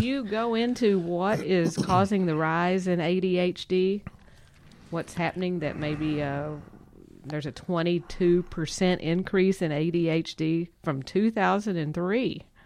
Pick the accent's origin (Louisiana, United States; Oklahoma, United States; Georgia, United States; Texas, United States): Texas, United States; we are from Texas